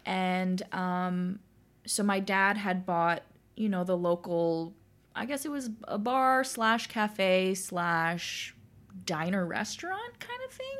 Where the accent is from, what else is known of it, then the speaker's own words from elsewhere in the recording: Toronto, Ontario, Canada; I was born and raised in Toronto